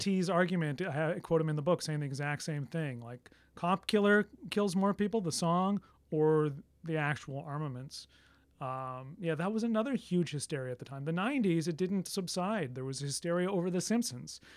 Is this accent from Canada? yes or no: yes; Canada; I'm Canadian